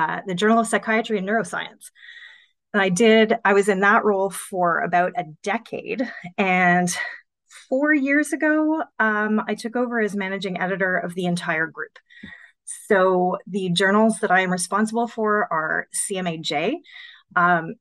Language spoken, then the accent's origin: English; Montreal, Quebec, Canada; moved away as an adult; also born or lived in Ottawa; I grew up in Montreal. And I wanted to study journalism in university, which is what brought me to Ottawa